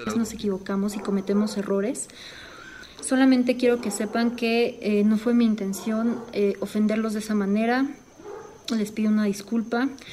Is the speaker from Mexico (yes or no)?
yes; Mexico; soy mexicana